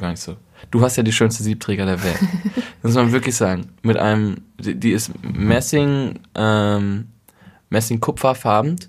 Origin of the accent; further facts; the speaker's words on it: North Rhine-Westphalia, Germany; moved away as an adult; also born or lived in Berlin; ich komme aus Ostwestfalen und bei mir zu Hause gab es echt immer so Bürodiesel